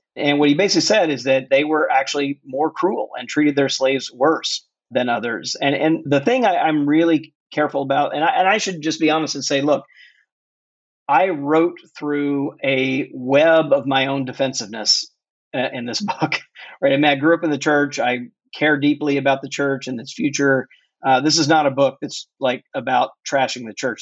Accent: Mississippi, United States; born or raised there

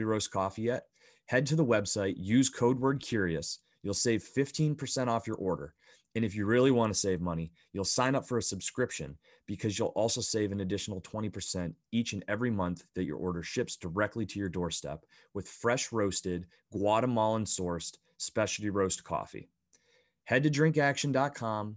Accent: Bradford, Pennsylvania, United States; I grew up in the Northeast, so a small little town called Bradford, Pennsylvania, that's just south of Buffalo

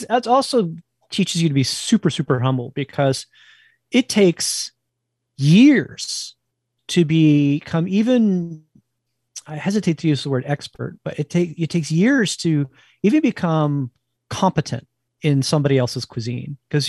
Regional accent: Northeast, United States; if you grew up where I grew up in the Northeast, smoked whitefish is in every Jewish deli from, you know, Boston to DC.

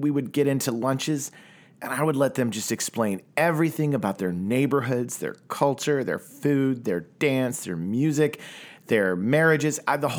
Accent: Tulsa, Oklahoma, United States; now in Los Angeles, United States; Look, man, I grew up in Tulsa, Oklahoma, and my ability to connect with people from other parts of the world was pretty small as a child in the 80s and 90s.

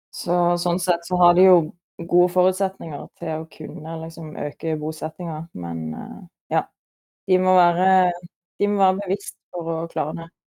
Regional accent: Sørlandet, Southern Norway, Norway; moved away; siden jeg er fra Sørlandet

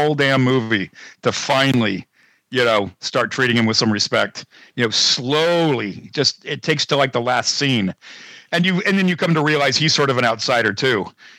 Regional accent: Pennsylvania, United States; maybe somebody from that town wouldn't, but I'm from Pennsylvania. I am not going to hesitate.

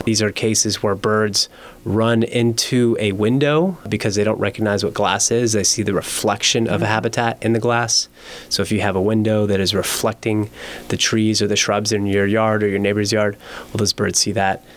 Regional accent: Miami, Florida, United States; moved away as an adult; now in Las Vegas, United States; growing up in Miami

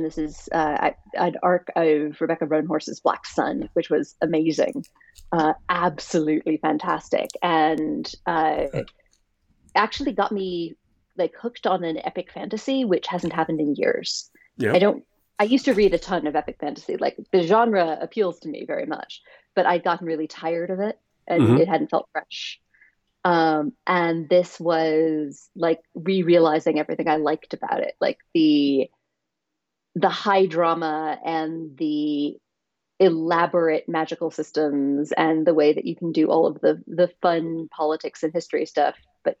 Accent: New York City, New York, United States; also born or lived in Southwest US; I'm from New York City, and that's where my whole family is, and that's what I will always think of as home. But I've lived on, I think, 3 continents now and like 5 countries.

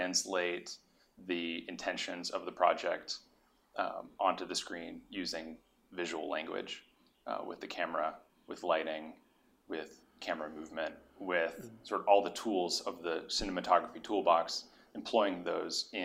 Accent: Tulsa, Oklahoma, United States; moved away as an adult; also born or lived in Providence, Rhode Island; now in Los Angeles, United States; I grew up in Tulsa, Oklahoma. Not originally from there

